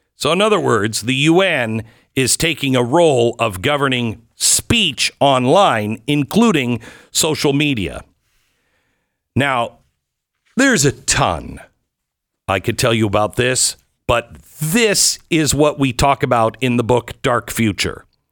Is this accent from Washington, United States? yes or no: yes; Seattle, Washington, United States; now in Texas, United States; growing up in Seattle.